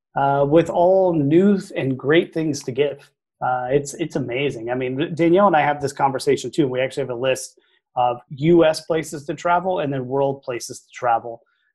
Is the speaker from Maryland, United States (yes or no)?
no; Arlington, Texas, United States; Oh yeah, I grew up in Arlington, Texas.